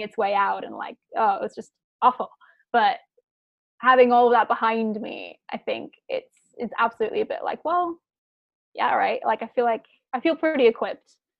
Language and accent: English; Chapel Hill, North Carolina, United States; moved away as an adult; also born or lived in Prague, Czech Republic / New York / San Francisco; now in Portland, United States; I grew up in Chapel Hill